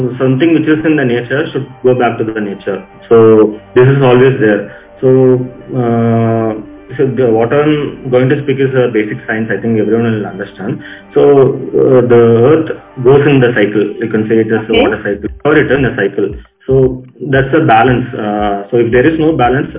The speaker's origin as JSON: {"language": "English", "town": "Chennai", "region": "Tamil Nadu", "country": "India", "said": "I'm from Chennai, so I am doing architecture. I did my architecture in Chennai, so basically I'm a city person"}